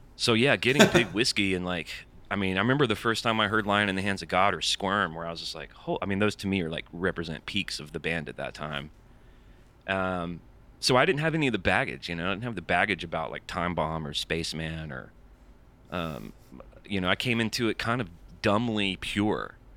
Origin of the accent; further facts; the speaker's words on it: Birmingham, Alabama, United States; now in Nashville, United States; I'm from Birmingham. I live in Nashville now